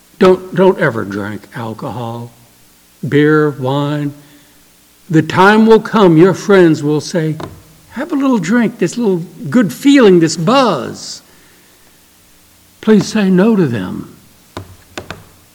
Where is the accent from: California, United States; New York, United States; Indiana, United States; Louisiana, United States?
Louisiana, United States; New Orleans; moved away; Every few years I go back to my hometown in New Orleans